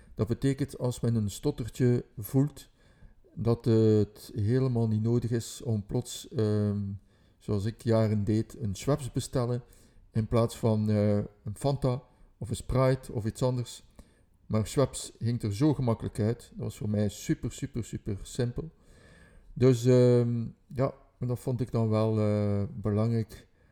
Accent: Ghent, Flanders, Belgium; dat ik van Gent ben

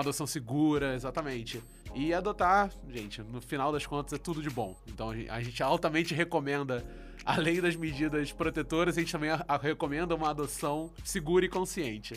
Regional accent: Rio de Janeiro, Brazil; eu sou do Rio

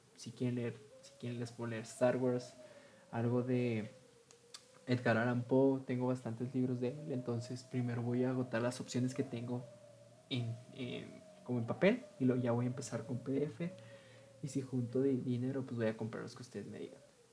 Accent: Ciudad Juárez, Chihuahua, Mexico; soy originario de Ciudad Juárez, Chihuahua, que está localizado en México.

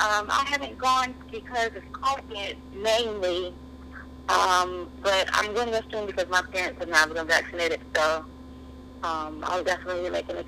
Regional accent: Augusta, Georgia, United States; I was born and raised in Augusta, Georgia. Although I spent several summers in Savannah, where my grandmother lived, in Texas, where my aunt uncle lived.

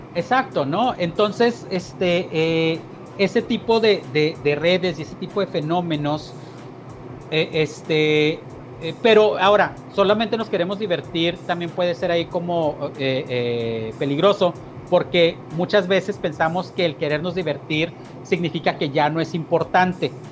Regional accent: San Agustín, Chihuahua, Mexico; moved away as an adult; que es el pueblo donde vivo, es el pueblo donde crecí. Pasé 10 años fuera de este pueblo, entre los 26 y los 36, y a los 36 volví.

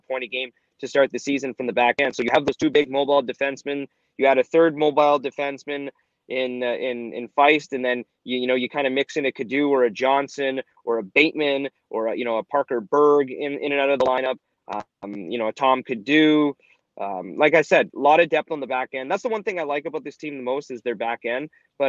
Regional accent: Ottawa, Ontario, Canada; moved away as an adult; also born or lived in Toronto / Lansing, Michigan / Powell River, British Columbia; now in Regina, Canada; I lived, obviously, grew up, born and raised in Ottawa, you know, lived in Toronto, lived in Lansing, Michigan, and I lived in Powell River, British Columbia.

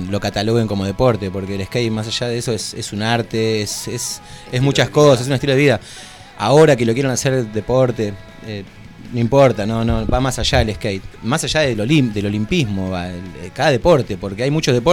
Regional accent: Argentina

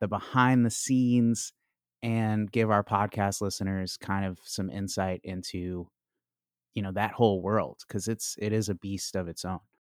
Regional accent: Chicago, Illinois, United States; now in Washington, D.C., United States; I'm from Chicago

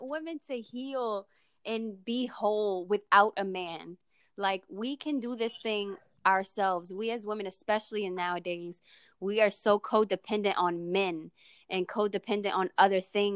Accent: New Orleans, Louisiana, United States; now in Houston, United States; I currently live in Houston, Texas, but born and raised in New Orleans, Louisiana

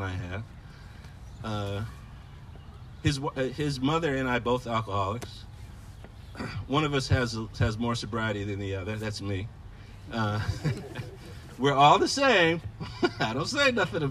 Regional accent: Michigan, United States; also born or lived in Ohio; we moved when I was 6 to Michigan

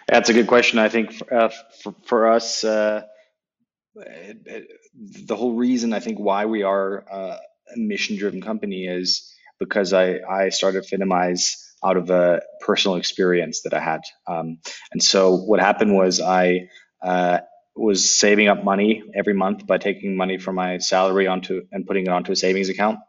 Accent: Berlin, Germany; English is a second language; I grew up in in what used to be the American sector um, in Berlin, and uh, that's where I learned English.

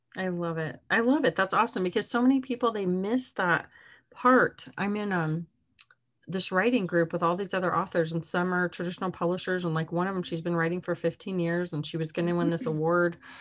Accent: Arizona, United States; moved away; my hometown in Arizona

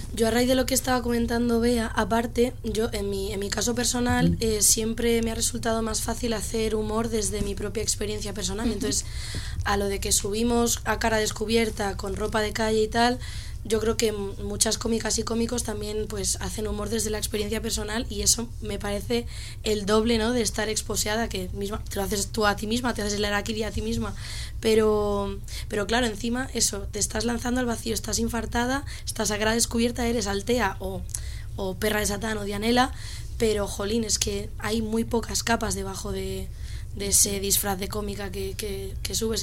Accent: Extremadura, Spain; now in Madrid, Spain; en mi pueblito de Extremadura

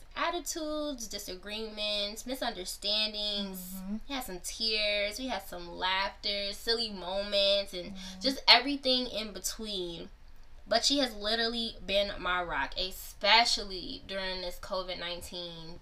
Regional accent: Chicago, Illinois, United States; also born or lived in Ohio; I was born in Ohio and then moved to Chicago, the Chicagoland area when I was two

